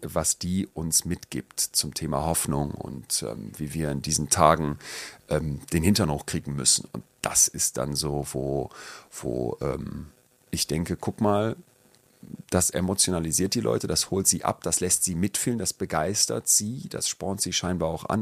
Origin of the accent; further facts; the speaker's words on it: Solingen, North Rhine-Westphalia, Germany; Rabatz, hieß der Kinderladen bei uns in Solingen